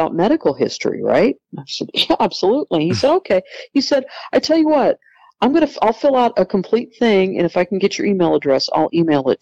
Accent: California, United States; I was born in California and given up for adoption

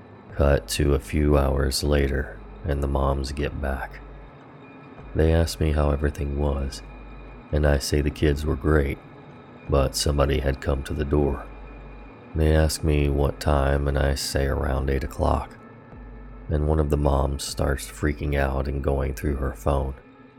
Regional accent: Maryland, United States; I was from Maryland, but had not yet spent time in that city.

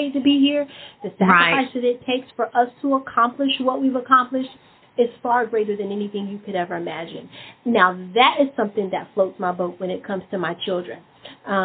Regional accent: Memphis, Tennessee, United States; I'm from Memphis

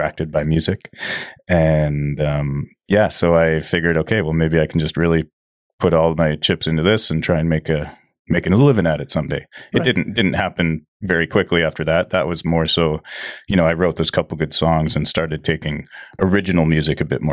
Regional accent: Agassiz, British Columbia, Canada; also born or lived in South Surrey; now in Chilliwack, Canada; I grew up in Agassiz, just down the road.

